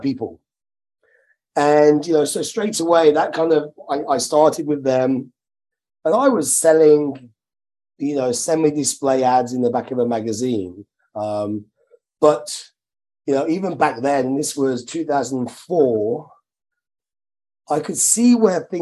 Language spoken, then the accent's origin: English; Midlands, United Kingdom; I'm from the Midlands, very working class background.